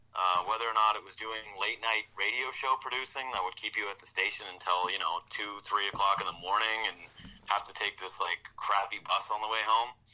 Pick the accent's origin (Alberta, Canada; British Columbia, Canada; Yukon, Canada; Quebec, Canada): Yukon, Canada; Whitehorse; moved away; I'm from Whitehorse, Yukon originally. I didn't really want to live in a small place again.